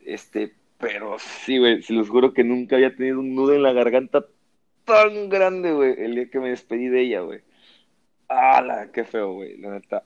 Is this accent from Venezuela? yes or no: no; Veracruz, Mexico; moved away as an adult; now in Monterrey, Mexico; de donde yo vengo, que tengo 29 años viviendo